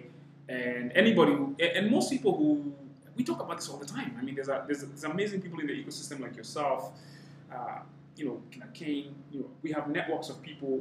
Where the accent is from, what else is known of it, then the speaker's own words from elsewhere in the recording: Kenya; I'm half Rwandese, but I'm Kenyan. I was born and raised in this, but I've got background there